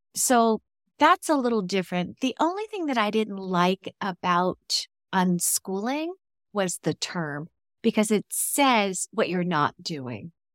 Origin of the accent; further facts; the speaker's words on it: California, United States; moved away as an adult; now in Mexico; we're from California